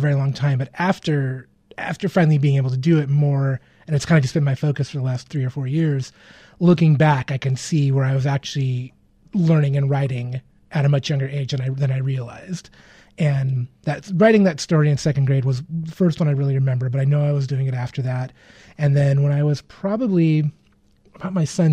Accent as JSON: {"language": "English", "town": "Portland", "region": "Oregon", "country": "United States", "tie": "born or raised there", "also_born_or_lived": "Seattle, Washington", "moved": "as an adult", "lives_now": "Los Angeles, United States", "said": "I kind of bounced back and forth between Portland and Seattle for most of my childhood."}